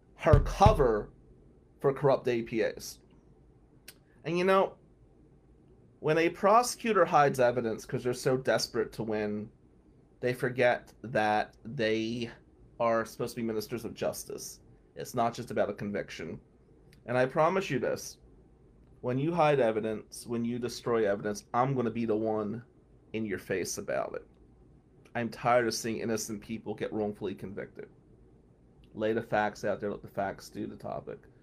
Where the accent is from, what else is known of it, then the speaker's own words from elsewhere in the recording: New Jersey, United States; accent: Jersey; now in Michigan, United States; my Jersey accent